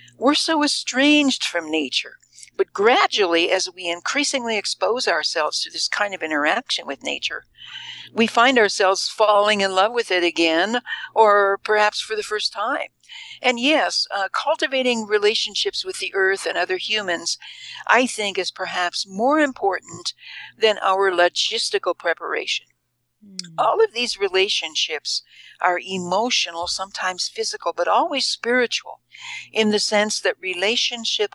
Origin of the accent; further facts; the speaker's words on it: Indiana, United States; now in Boulder, United States; my home state of Indiana, way back in the Midwest